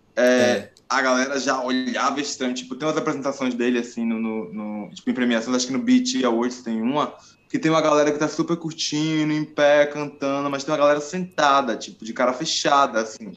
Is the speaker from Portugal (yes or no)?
no; Alagoinhas, Bahia, Brazil; moved away as an adult; now in São Paulo, Brazil; eu sou um cara que sou do interior da Bahia, né, sou de Alagoinhas.